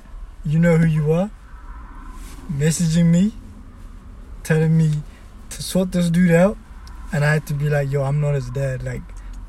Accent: New Zealand; I grew up in New Zealand.

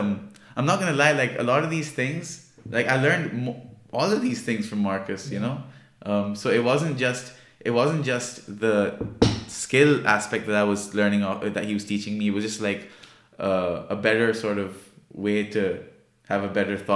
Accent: Pakistan; I'm from Pakistan

